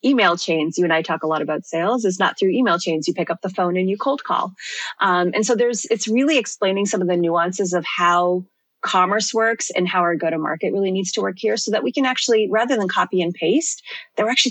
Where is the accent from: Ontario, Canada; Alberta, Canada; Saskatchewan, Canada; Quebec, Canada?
Ontario, Canada; Toronto; moved away as an adult; now in United Kingdom; I'm actually from Toronto, born and raised